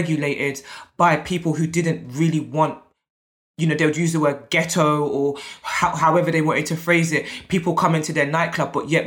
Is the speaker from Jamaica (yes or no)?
no; United Kingdom; I'm British-born Nigerian